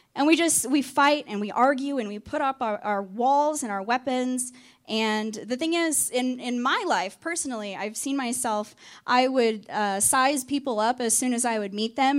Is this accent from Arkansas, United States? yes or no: yes; Arkansas, United States; also born or lived in Texas; now in North Carolina, United States; I am originally from Arkansas